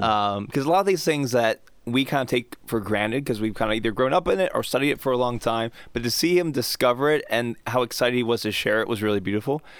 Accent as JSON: {"language": "English", "country": "United States", "said": "I'm an American"}